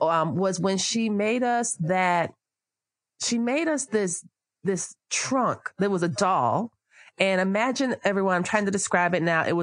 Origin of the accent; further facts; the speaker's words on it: West Palm Beach, Florida, United States; we grew up in South Florida in West Palm Beach